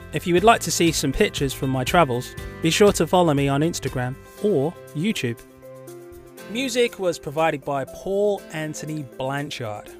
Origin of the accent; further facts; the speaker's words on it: Birmingham, West Midlands, United Kingdom; I'm from England. Um, Birmingham